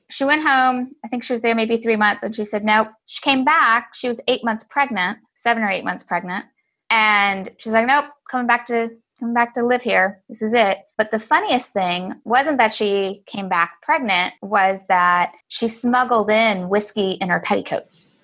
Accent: Galveston, Texas, United States; now in San Francisco, United States; I grew up in Galveston, Texas

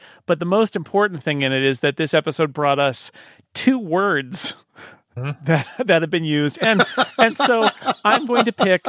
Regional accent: Utica, New York, United States; The upstate New York. Yes. Well, I'm from Utica.

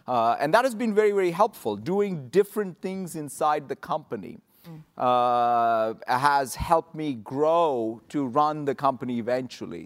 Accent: Hyderabad, Telangana, India; moved away as an adult; now in United States; growing up in Hyderabad in India in the late seventies, early eighties

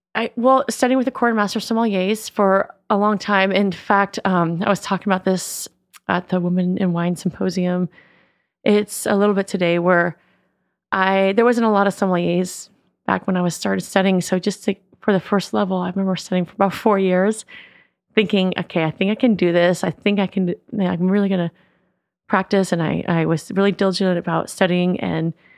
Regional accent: West Marin, California, United States; we grew up in West Marin

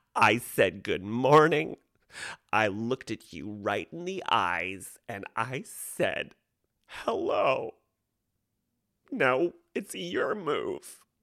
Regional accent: Monterey, California, United States; moved away; Monterey Bay, which is a lovely town to be born

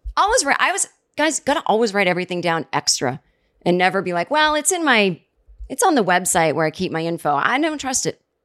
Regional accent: Massachusetts, United States; now in Brooklyn, United States; I'm from the East Coast

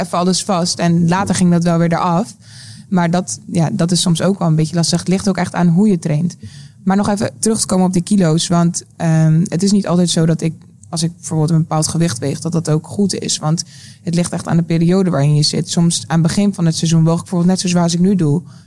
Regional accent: South Holland, Netherlands; bij ons in Zuid-Holland.

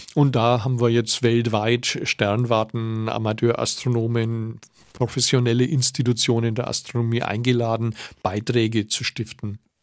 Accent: Nuremberg, Bavaria, Germany; als Nürnberger Historiker

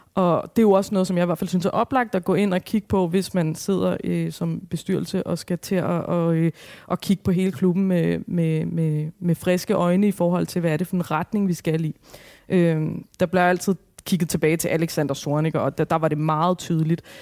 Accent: Albertslund, Capital Region of Denmark, Denmark; så er jeg opvokset i Alberslund

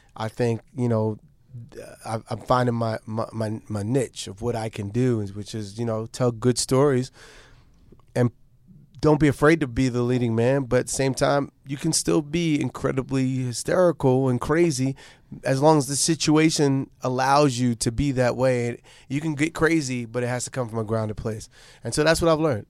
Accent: New York City, New York, United States; Born and raised. We went to LaGuardia High School

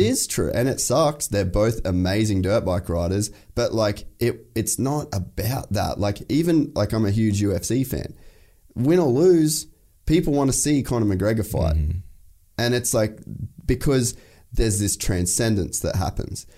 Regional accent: Cairns, Queensland, Australia; also born or lived in United States; I grew up in Cairns

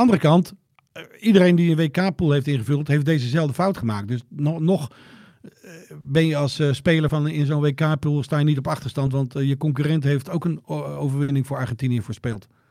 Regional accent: Joure, Friesland, Netherlands; dat ik uit Jouweren kom

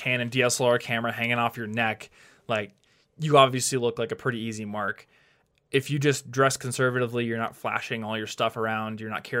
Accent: United States; Yeah, the funny thing about being an American is like often the city you live in is more dangerous

